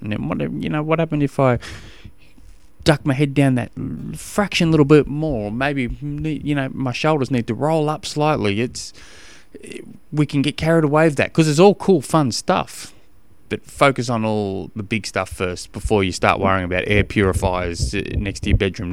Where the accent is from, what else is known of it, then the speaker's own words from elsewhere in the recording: Australia; accent: Australian; now in Tasmania, Australia; my Australian accent